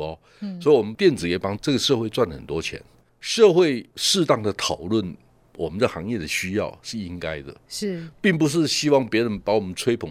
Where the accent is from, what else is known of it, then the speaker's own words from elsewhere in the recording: Taiwan; 我们台湾人